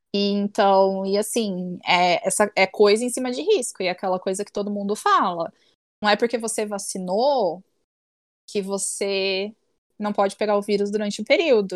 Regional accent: Brazil; eu sou brasileira

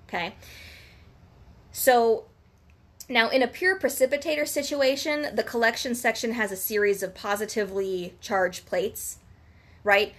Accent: Southwest Ohio, United States; Dayton, Ohio. Shout out to our hometown.

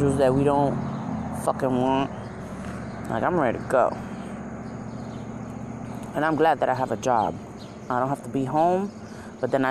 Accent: New York, United States; now in Connecticut, United States; I'm from New York

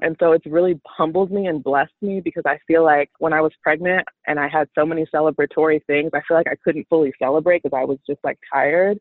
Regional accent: Chicago, Illinois, United States; also born or lived in Houston, Texas; I am from Chicago

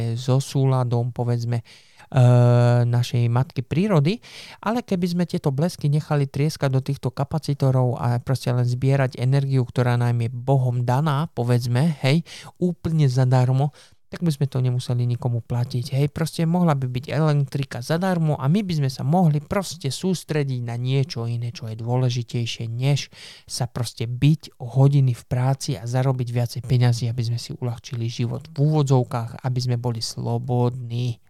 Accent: Slovakia; now in England, United Kingdom; keď som bol dieťa na Slovensku

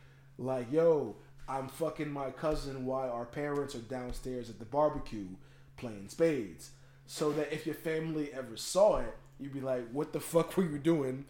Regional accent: Virginia, United States; moved away; also born or lived in Trenton, New Jersey; Yeah, I'm from Trenton. I'm from Virginia, but I've lived a substantial amount of time in Trenton.

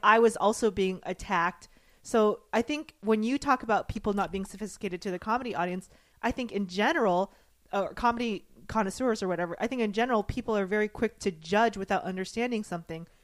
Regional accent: the South, United States; I grew up in the South

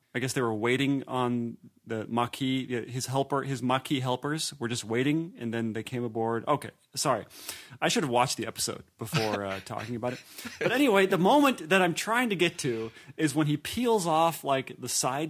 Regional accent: Indiana, United States; I am from Indiana.

